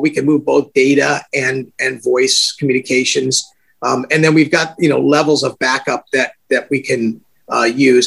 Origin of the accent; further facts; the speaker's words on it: California, United States; I grew up in California, born and raised here